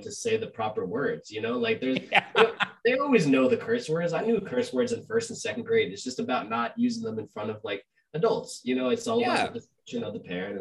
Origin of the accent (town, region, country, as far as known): Westchester, New York, United States; born or raised there; also born or lived in Argentina (ancestry); now in New York City, United States